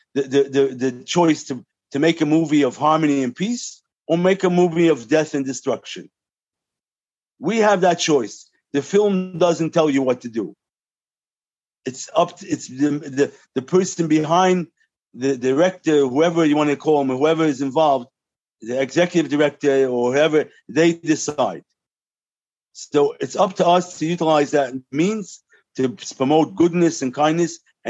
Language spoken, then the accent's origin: English; New York, United States; I'm a third generation New Yorker